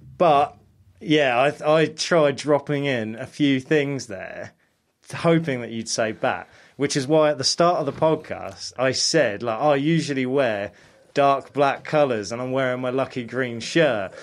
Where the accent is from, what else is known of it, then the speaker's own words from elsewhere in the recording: United States; moved away; growing up in America, we used to eat Tostitos all the time